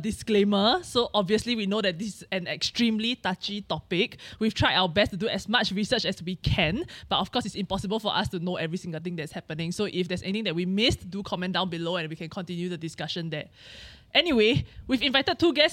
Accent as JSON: {"language": "English", "country": "Singapore", "said": "as a Singaporean"}